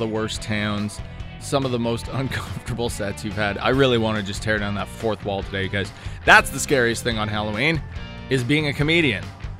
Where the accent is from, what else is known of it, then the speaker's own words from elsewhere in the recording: Thunder Bay, Ontario, Canada; where I'm from Thunder Bay